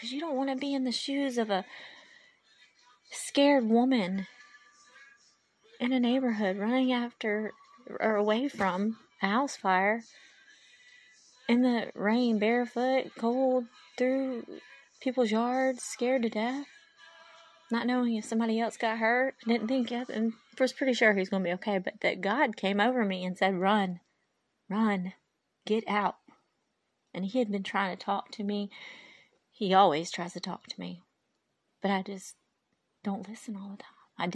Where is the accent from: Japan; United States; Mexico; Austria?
Japan; born there; I was born in Japan